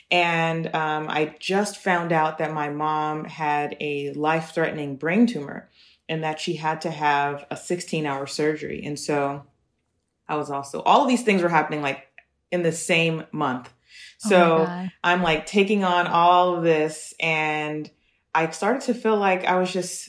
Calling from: Los Angeles, California, United States; I'm 32 years old and, well, 32 and a half. And I'm calling from Los Angeles, California right now.

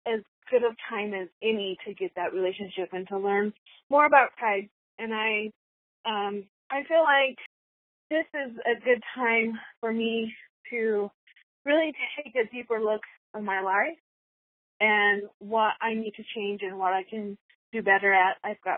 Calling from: Utah, United States; I'm calling from West Oregon, Utah.

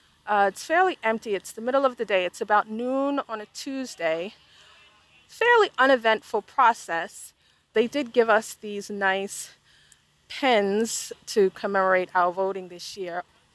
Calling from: Charlotte, North Carolina, United States; I am recording from Charlotte, North Carolina in Mecklenburg County.

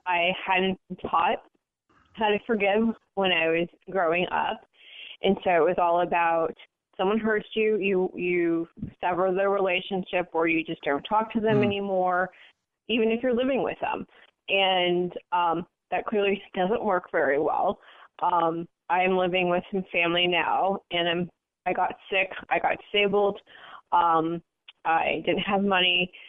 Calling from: San Francisco, California, United States; I'm calling from San Francisco area.

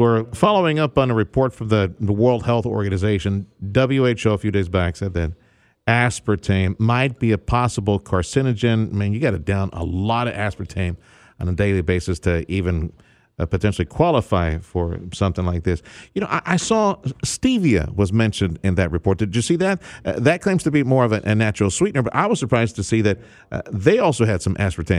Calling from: South Texas, United States; we're calling you from South Texas. I know you're in North Texas, but here in the Valley, you know, this is Diabetesville, USA.

